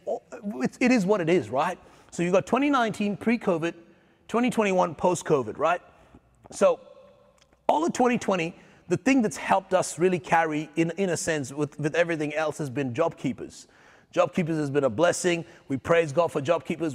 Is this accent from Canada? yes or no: no; India; now in Australia; I'm a pastor, I'm an Indian